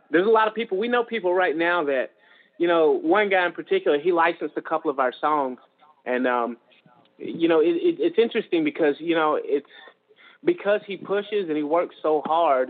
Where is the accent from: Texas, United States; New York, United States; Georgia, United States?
Georgia, United States; moved away; I'm from Georgia